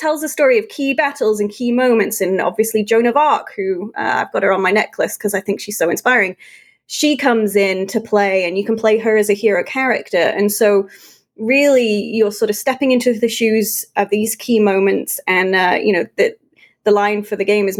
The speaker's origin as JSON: {"language": "English", "country": "United Kingdom", "tie": "born or raised there", "said": "When I play as the English, having grown up in the UK, those buildings make me feel homesick because they're so spot on."}